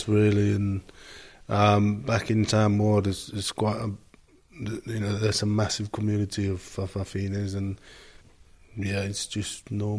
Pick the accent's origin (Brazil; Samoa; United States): Samoa; One of seven. I'm the youngest. Growing up back home was, it was easy in a way.